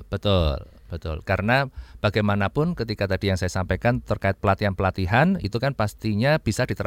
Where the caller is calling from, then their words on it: Cirebon, West Java, Indonesia; Saya dari Cirebon, Pak.